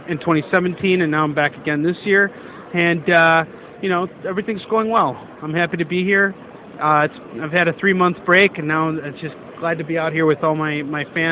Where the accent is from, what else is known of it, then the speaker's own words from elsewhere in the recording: Chicago, Illinois, United States; I'm from Chicago, Illinois.